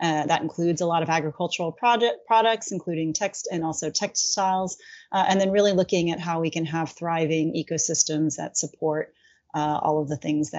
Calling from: Washington, District of Columbia, United States; I'm joining from Washington, D.C.

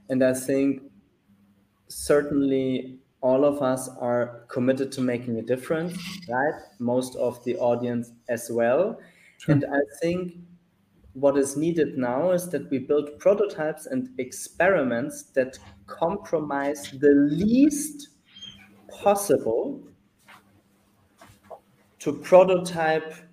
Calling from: Mexico; So I'm dialing in from Mexico.

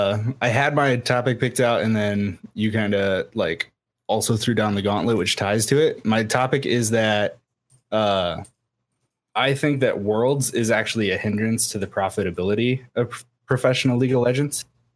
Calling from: Iowa, United States; I'm from Iowa.

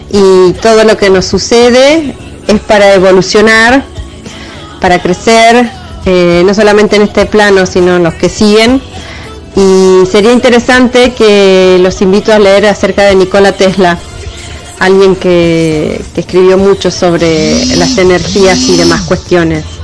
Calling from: El Calafate, Santa Cruz, Argentina; Hola, ¿qué tal? … de Calafate.

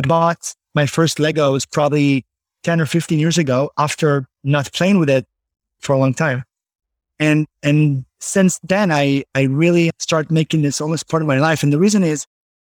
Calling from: Tenafly, New Jersey, United States; Well, I'm calling in from my New Jersey Tenafly home. You know, I moved from the city to New Jersey.

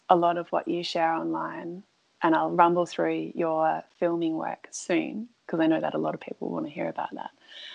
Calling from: Dunsborough, Western Australia, Australia; I'm calling in from Dunsborough

